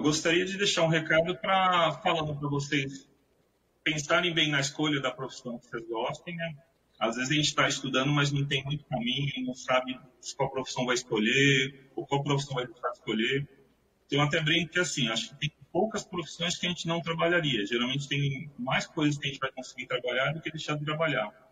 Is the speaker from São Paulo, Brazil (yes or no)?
yes; São Vicente, São Paulo, Brazil; moved away as an adult; also born or lived in Santos; eu nasci em Santos, mas sempre fui morador de São Vicente.